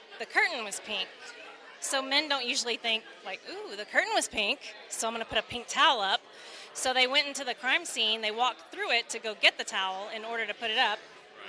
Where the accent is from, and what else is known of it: Capel, Texas, United States